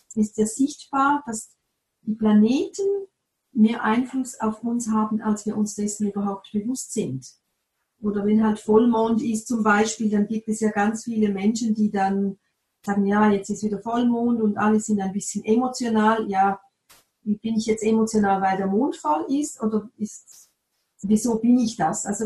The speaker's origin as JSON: {"language": "German", "region": "Appenzell", "country": "Switzerland", "said": "ich komme aus dem Appenzellerland, da gibt es oft noch Bauern"}